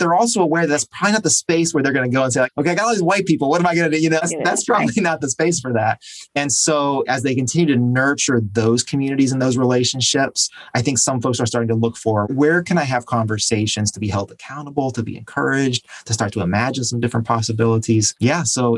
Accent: Tennessee, United States; born there; also born or lived in North Carolina; I was born in East Tennessee, didn't live there very long, and then went to college in Western North Carolina.

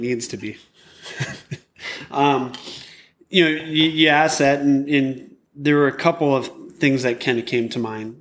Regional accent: Ford River, Michigan, United States; growing up in Ford River, you know, it's very small rural area

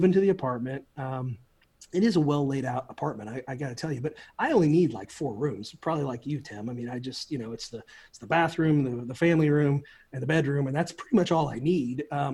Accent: outside of Peoria, Illinois, United States; moved away as an adult; now in Orlando, United States; I grew up outside of Peoria, Illinois, kind of a working class neighborhood.

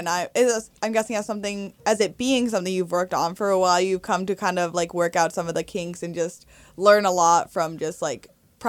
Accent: Morristown, New Jersey, United States; I'm from Morristown, so I'm familiar.

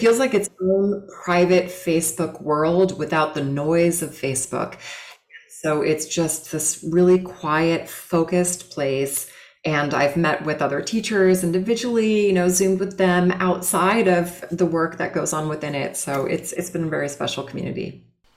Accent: Los Angeles, California, United States; I grew up in California LA, um, really cool like beach surfer town

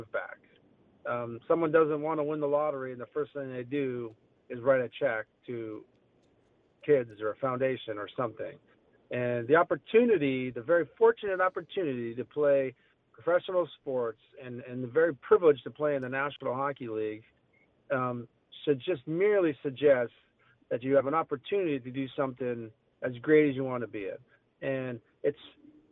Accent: Sault Ste. Marie, Ontario, Canada; moved away as an adult; now in Texas, United States; Being a Canadian boy, I was very lucky to have some great quality schools in Sault Ste. Marie, Ontario

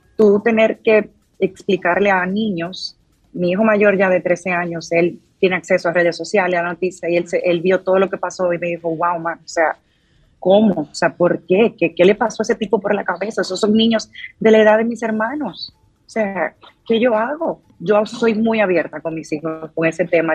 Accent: Dominican Republic; now in United States; yo como dominicana

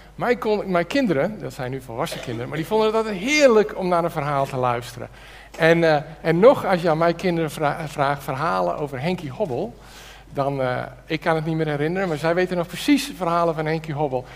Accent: Netherlands; wij Nederlanders

